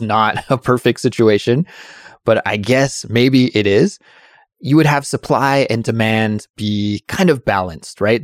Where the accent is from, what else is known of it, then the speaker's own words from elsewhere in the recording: Kelowna, British Columbia, Canada; my hometown of Kelowna